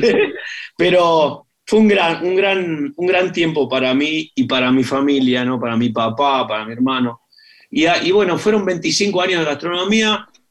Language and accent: Spanish; Argentina; argentinos que somos